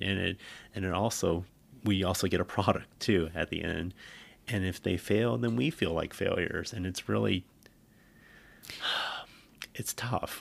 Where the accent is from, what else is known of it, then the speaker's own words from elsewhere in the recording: California, United States; moved away as an adult; also born or lived in Bay Area; we spent so much time growing up in California